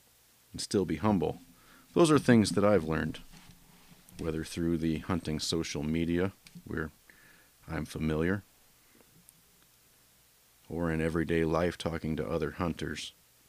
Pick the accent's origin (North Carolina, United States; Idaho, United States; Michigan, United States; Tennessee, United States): Michigan, United States; Well, not us, because we are two guys from Michigan.